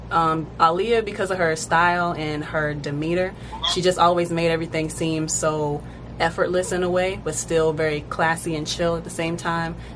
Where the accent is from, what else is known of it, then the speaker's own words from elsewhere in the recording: Fayetteville, United States; born there; also born or lived in Delaware / Virginia / Texas / Hawaii; now in Georgia, United States; So I was born in Fayetteville and I've lived in Delaware, Virginia, Texas, Hawaii, now Georgia.